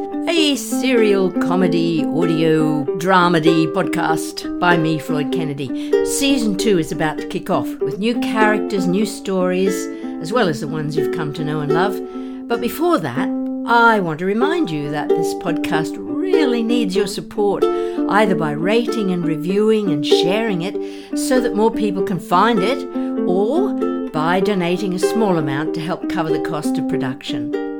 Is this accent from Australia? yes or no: yes; Australia; moved away as an adult; now in United Kingdom; As you know, I'm originally from Australia, but I've lived in the UK for many years